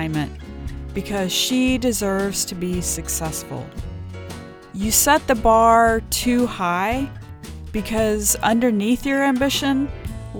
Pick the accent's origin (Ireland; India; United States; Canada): United States; Ohio; moved away as an adult; now in Maui, United States; I grew up in Ohio, and my friends and I would ride around our bikes on the summer and salivate over our neighbors with the pools